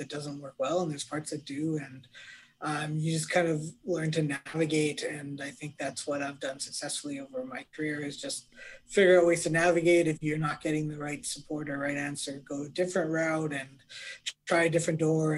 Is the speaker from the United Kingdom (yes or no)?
no; Canada; as a Canadian